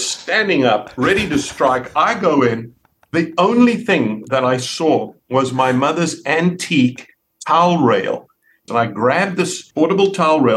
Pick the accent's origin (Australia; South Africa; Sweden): South Africa; moved away as an adult; also born or lived in Canada; now in Dallas, United States; I grew up on the East Coast, on the Indian Ocean.